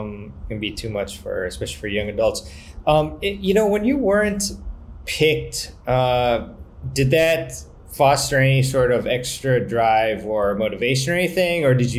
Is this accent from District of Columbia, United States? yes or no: yes; Washington, District of Columbia, United States; my hometown tournament, City Open.